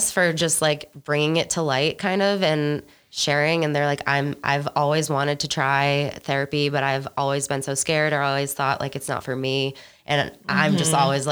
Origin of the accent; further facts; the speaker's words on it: Boston, Massachusetts, United States; also born or lived in Washington, District of Columbia, United States / North Carolina; now in Denver, United States; I'm from Boston.